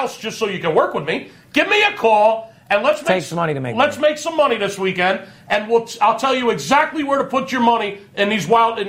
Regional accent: Philadelphia, Pennsylvania, United States; Yes, I am from Philadelphia

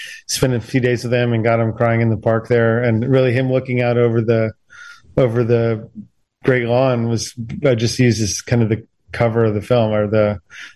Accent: Washington, District of Columbia, United States; I'm from Washington, D.C. originally

